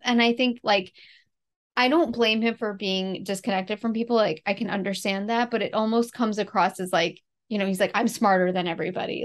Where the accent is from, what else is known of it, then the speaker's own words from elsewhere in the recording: New York City, New York, United States; my hometown in the, like, early eighteen hundreds